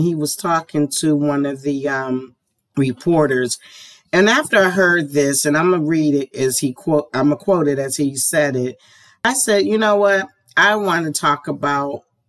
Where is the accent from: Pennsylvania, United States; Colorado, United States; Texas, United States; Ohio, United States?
Pennsylvania, United States; Pittsburgh; I grew up in Homewood